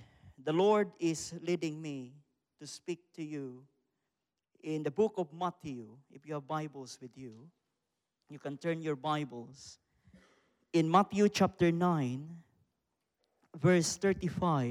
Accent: Philippines; from the Philippines

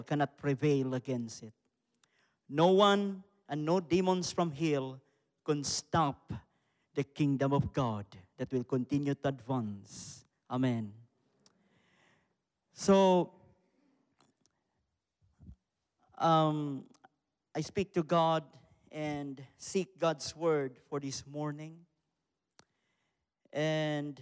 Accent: Philippines; from the Philippines

